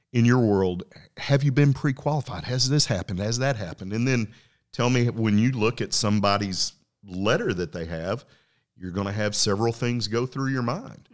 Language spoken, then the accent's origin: English; Lubbock, Texas, United States; where'd you grow up? And I said, hey, Lubbock, Texas.